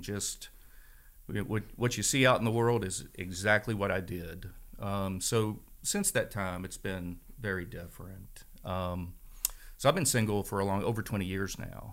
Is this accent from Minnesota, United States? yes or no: no; Strasburg, Virginia, United States; also born or lived in Frederick County, Virginia; I grew up in Stroudsburg, Virginia